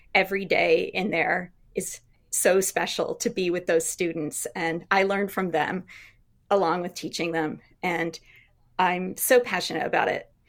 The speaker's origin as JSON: {"language": "English", "town": "Shelburne", "region": "Vermont", "country": "United States", "tie": "born or raised there", "said": "I grew up in Vermont"}